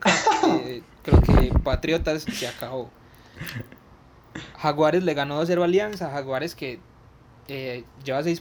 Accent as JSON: {"language": "Spanish", "town": "Medellín", "region": "Antioquia", "country": "Colombia", "said": "nosotros somos de Medellín"}